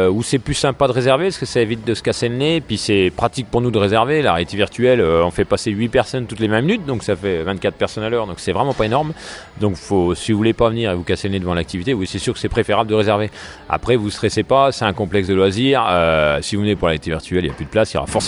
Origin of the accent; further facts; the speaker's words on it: Dijon, Bourgogne-Franche-Comté, France; Donc euh, nous on est originaire de Dijon, on a déjà des, des, beaux complexes de loisirs à